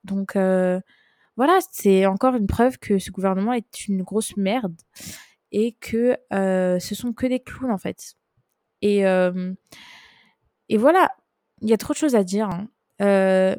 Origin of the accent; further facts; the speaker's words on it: France; j'ai grandi en France, je suis française